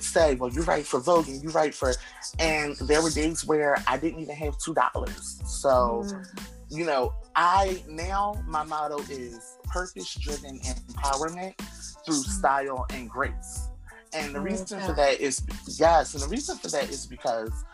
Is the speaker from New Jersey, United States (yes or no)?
yes; Atlantic City, New Jersey, United States; also born or lived in Camden, New Jersey / Philadelphia, Pennsylvania; I was born and raised in Atlantic City, New Jersey, and then Camden, New Jersey, and then Philly